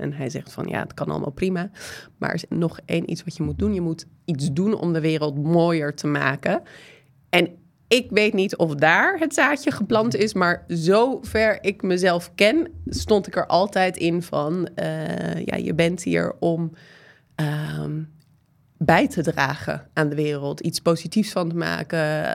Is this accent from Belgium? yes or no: no; United States; Dutch is a second language; now in Netherlands; Ik ben Amerikaanse, dat horen jullie misschien een beetje aan mijn stem en soms mijn de en het gebruik